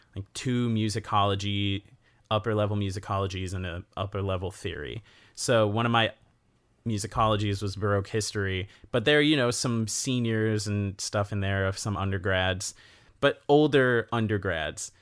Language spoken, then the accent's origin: English; Elkhorn, Wisconsin, United States; I grew up in Elkhorn, Wisconsin